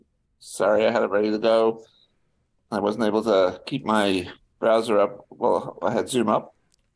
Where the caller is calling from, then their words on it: Maryland, United States; In Marys County, Maryland.